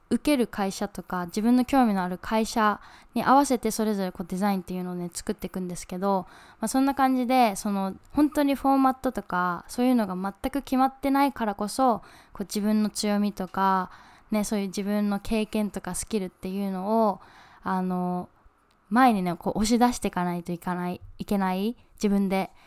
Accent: Fukuoka, Japan; moved away as an adult; also born or lived in Kumamoto / New York; 私は本当に熊本生まれの福岡育ちのもう完全な100%日本人です

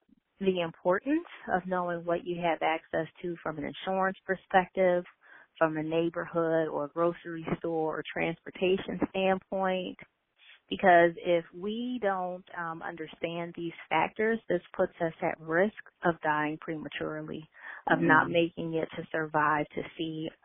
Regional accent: Philadelphia, Pennsylvania, United States; a little girl growing up in West Philadelphia

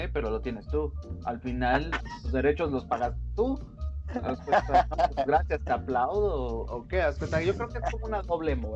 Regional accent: Mexico

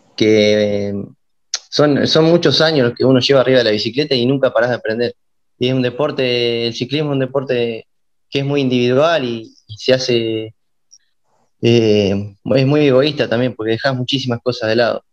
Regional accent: Ranchos, Buenos Aires Province, Argentina; yo soy oriundo de Ranchos, de la ciudad de Ranchos, mi, padre es de acá

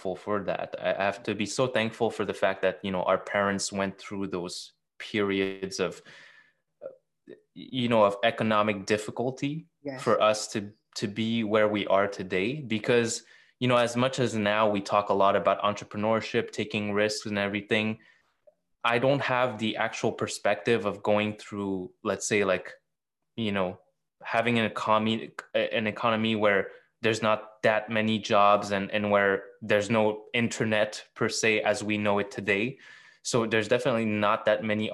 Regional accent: Montreal, Quebec, Canada; I was born in Montreal. All my life, you know, growing up

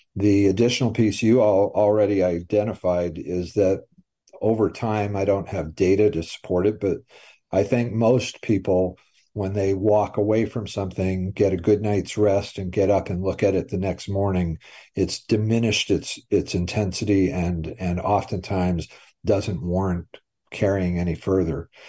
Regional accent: Brattleboro, Vermont, United States; I grew up in Brattleboro, was born there.

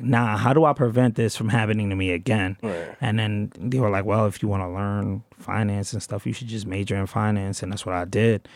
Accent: New York City, New York, United States; I'm from Brooklyn. South Brooklyn, Canarsie

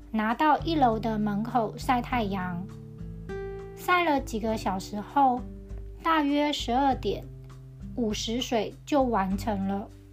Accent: Tianzhong, Changhua County, Taiwan; 在我的老家田中也吃桃子和李子

